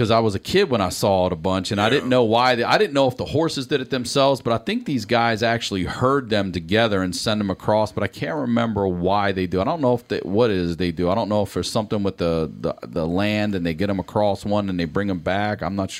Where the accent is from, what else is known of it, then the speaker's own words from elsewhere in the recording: Baltimore, Maryland, United States; accent: Baltimore; I definitely have an accent only because so many people have said that. But a real Baltimore accent, like you swallow your L's, you drag home.